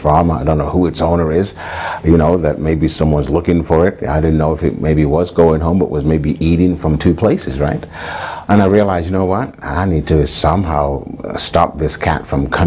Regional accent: England, United Kingdom; When I was a young boy growing up in England

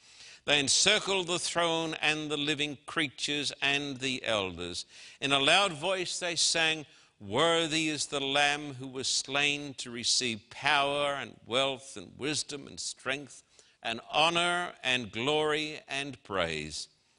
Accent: Brisbane, Queensland, Australia; And I can remember standing on the streets of my hometown in Brisbane, Queensland, Australia, with a vast crowd of people who were shouting, "We want to see the Queen."

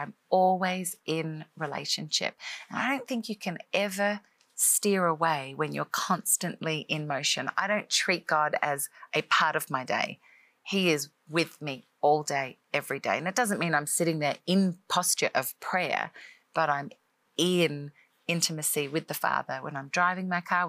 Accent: Australia; moved away as an adult; now in Nashville, United States; I'm an Australian girl living in America. Grew up in Australia, obviously most of my life

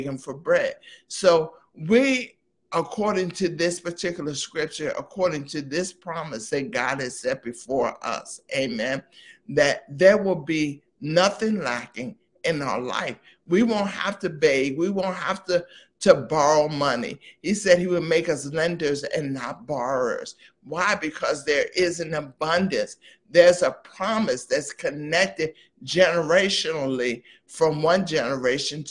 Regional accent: East Coast, United States; I'm from the East Coast

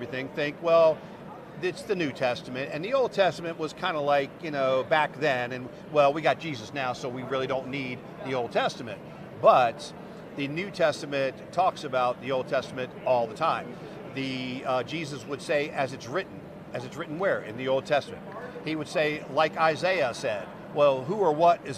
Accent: United States; growing up in America

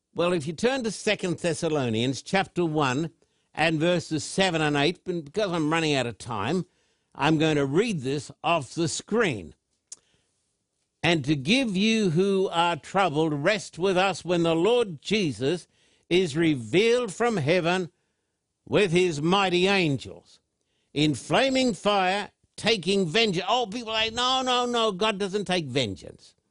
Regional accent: Thousand Oaks, California, United States; my hometown of Thousand Oaks

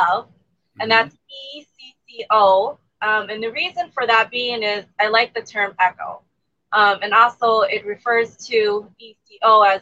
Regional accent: United States; also born or lived in Thailand; I grew up here in the U.S. We moved here since I was four. But I was born in a refugee camp

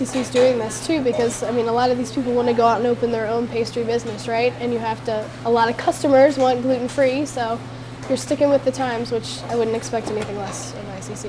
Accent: Virginia, United States; from where I'm from, right? Yeah. Virginia buttermilk biscuits.

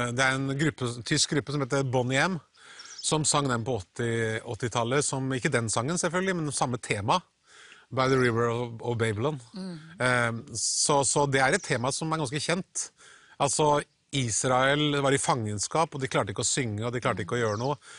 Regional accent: Halden, Østfold, Norway; pinsemenigheten i Halden, der jeg vokste opp

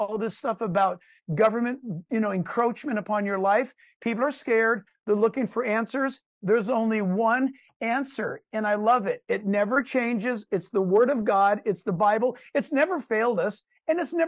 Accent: California, United States; I was born and raised in California, in the United States

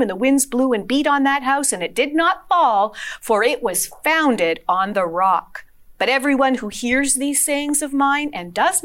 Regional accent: Sudbury, Ontario, Canada; I grew up in Sudbury as a little girl

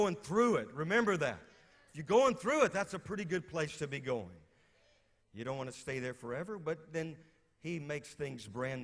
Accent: Louisiana, United States; moved away as an adult; also born or lived in West Virginia; I'm from Louisiana

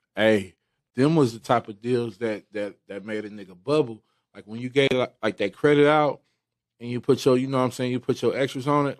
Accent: Bellflower, California, United States; areas in, in Bellflower, California. Like that's where I come from

